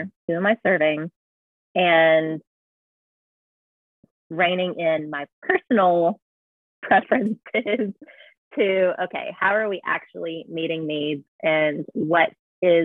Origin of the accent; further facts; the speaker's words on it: United States; me being an American